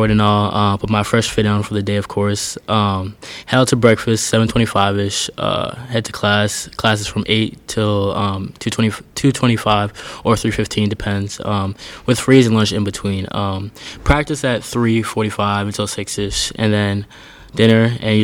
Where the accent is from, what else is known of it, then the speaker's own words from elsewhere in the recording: Lawrence, Massachusetts, United States; I'm from Lawrence, Mass. I live like 10, 15 minutes away from campus.